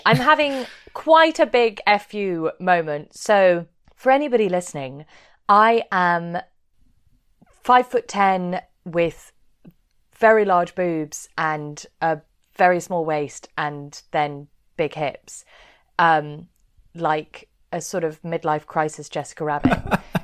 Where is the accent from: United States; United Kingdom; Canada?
United Kingdom; London; I'm from Chiswick